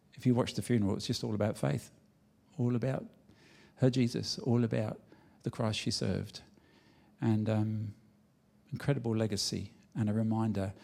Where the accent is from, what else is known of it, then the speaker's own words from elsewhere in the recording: London, United Kingdom; moved away; I was born in England